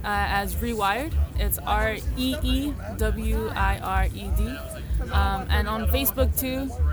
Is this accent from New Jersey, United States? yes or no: yes; Elizabeth, New Jersey, United States; I'm from Elizabeth, New Jersey